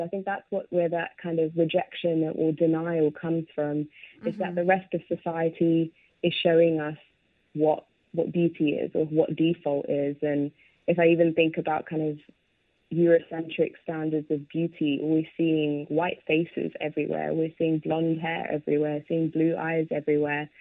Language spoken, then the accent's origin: English; London, United Kingdom; growing up in London and growing up in the UK